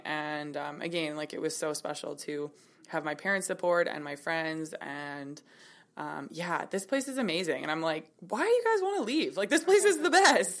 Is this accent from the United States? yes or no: no; Kelowna, British Columbia, Canada; I was born in Kelowna. I'm twenty-eight